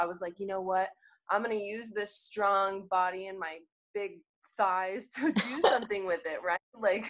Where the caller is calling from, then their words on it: Phoenix, Arizona, United States; So, yep, I am joining you from Phoenix. It is super hot right now this year. So I'm new to Phoenix.